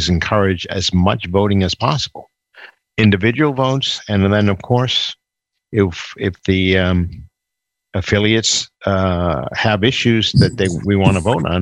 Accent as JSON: {"language": "English", "region": "Maryland", "country": "United States", "said": "I'm from Maryland"}